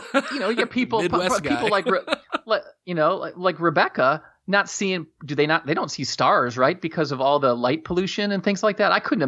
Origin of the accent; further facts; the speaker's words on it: Germany; born there; I was born in Germany